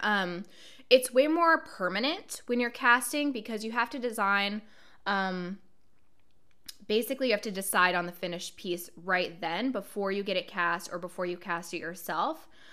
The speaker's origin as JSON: {"language": "English", "town": "Portland", "region": "Oregon", "country": "United States", "tie": "born or raised there", "moved": "as an adult", "lives_now": "Brooklyn, United States", "said": "I decided to move from my hometown, Portland, Oregon, to where I live now, Brooklyn, New York"}